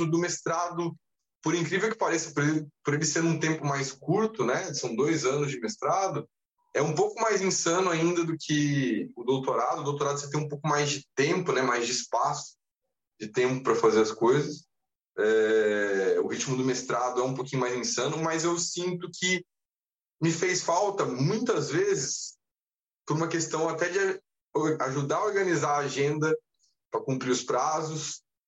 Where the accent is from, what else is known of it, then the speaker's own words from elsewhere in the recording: Taubaté, São Paulo, Brazil; moved away as an adult; also born or lived in Rio de Janeiro; não nasci em Taubaté, mas fui criado até os 18 anos. Eu morei em Taubaté, no interior de São Paulo